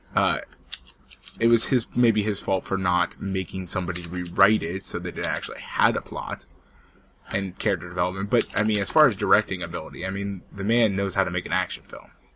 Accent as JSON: {"language": "English", "country": "United States", "said": "I am American"}